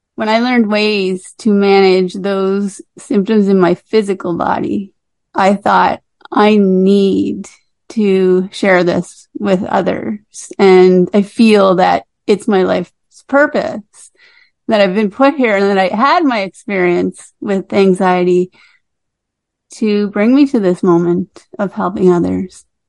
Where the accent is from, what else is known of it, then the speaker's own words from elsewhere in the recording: Cape Breton, Nova Scotia, Canada; I grew up in Cape Breton on Cape Breton Island in uh, Nova Scotia here